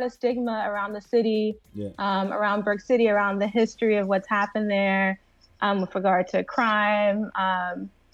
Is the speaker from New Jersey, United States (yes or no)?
yes; New Jersey, United States; I'm born and raised in Jersey